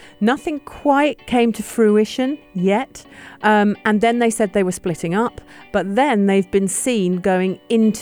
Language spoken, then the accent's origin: English; United Kingdom; as a Brit